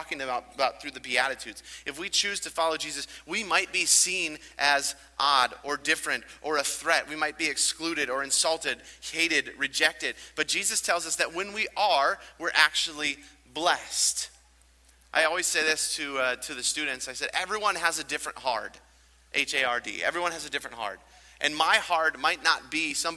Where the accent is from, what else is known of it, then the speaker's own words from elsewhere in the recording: United States; growing up in America